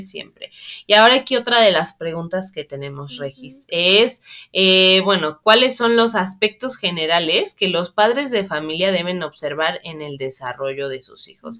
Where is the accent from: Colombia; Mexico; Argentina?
Mexico; en México somos de cierta manera, ¿no? Los mexicanos somos así